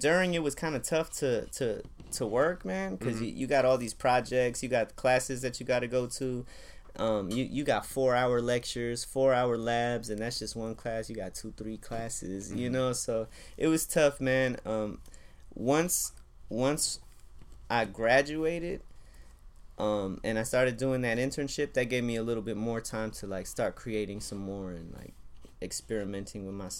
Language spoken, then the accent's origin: English; West Coast, United States; So, but then also growing up in the West Coast, you know, you grow up listening to some funk or to ….